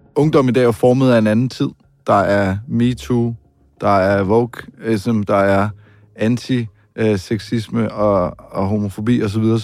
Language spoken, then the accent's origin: Danish; Denmark; her hjemme i Danmark